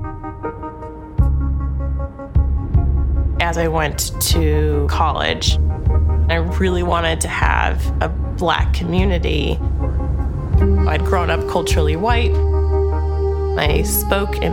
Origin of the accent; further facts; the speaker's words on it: Wisconsin, United States; moved away; growing up in Wisconsin. It was white. It was as white as you could get in small town USA.